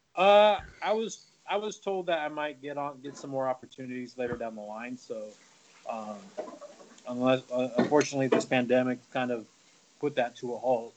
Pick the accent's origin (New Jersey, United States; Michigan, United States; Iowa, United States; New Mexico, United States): New Mexico, United States; Albuquerque; also born or lived in Texas; now in Nevada, United States; I'm from New Mexico, uh, Albuquerque, New Mexico